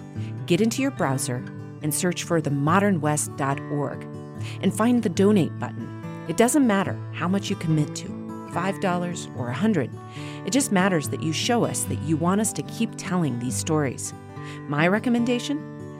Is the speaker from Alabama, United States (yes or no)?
no; Walden, Colorado, United States; moved away; the story of my own hometown, Walden, Colorado.